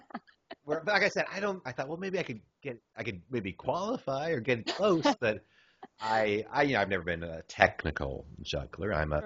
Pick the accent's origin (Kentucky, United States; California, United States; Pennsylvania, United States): California, United States; Pinole; here in Pinole, California, in my hometown.